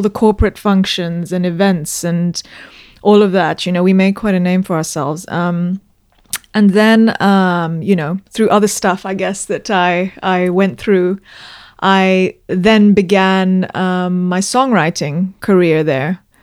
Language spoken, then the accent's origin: English; Zambia; moved away as an adult; also born or lived in London, United Kingdom; I was born in Zambia and I grew up there. I went to school there.